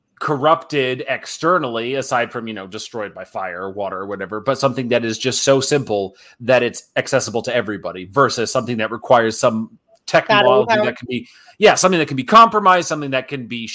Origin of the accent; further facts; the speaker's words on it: Japan; me growing up in Japan, I love cherry blossom trees.